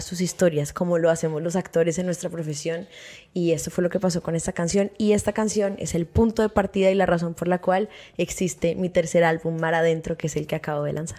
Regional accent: Bogotá, Colombia; also born or lived in San Andrés; yo soy de Bogotá, yo viví mis primeros cuatro años de infancia en la isla

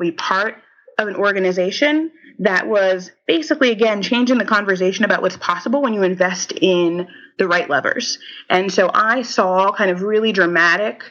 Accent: Haiti; moved away; also born or lived in United States; my home country

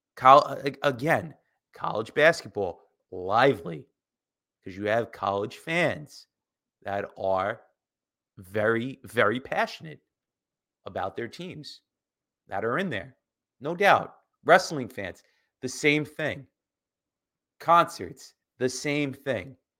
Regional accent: United States; as an American growing up

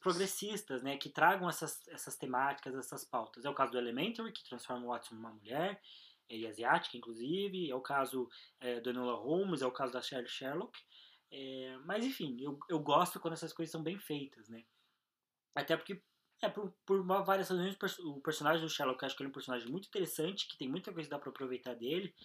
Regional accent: Brazil; a gente é brasileiro

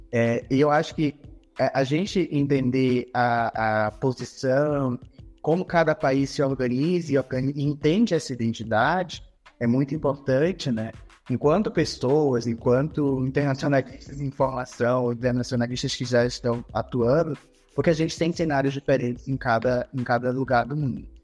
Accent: Santarém, Pará, Brazil; a minha região é uma região que está em, em, constante retomada e reafirmação da sua identidade, Santarém

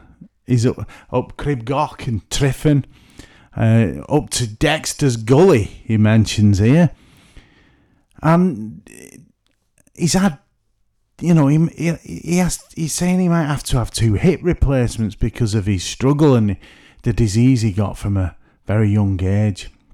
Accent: Merseyside / Lancashire, North West England, United Kingdom; I'm from the Northwest. They call it Merseyside, but I always like to feel I'm from Lancashire

